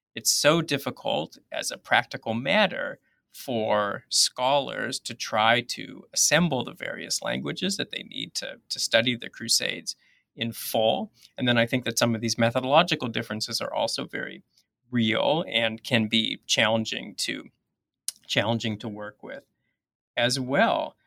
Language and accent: English; Toronto, Ontario, Canada; moved away as an adult; now in Minnesota, United States; I'm actually originally from Canada, from Toronto, which I think is actually possibly significant to this story 'cause it was a really diverse city.